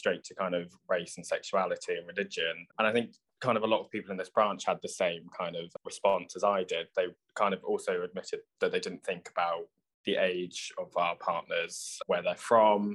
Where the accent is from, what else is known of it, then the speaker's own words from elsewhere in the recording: Oxfordshire, South East England, United Kingdom; I'm born and raised in Oxfordshire, my mum and dad and my sister and the rest of my family are from Liverpool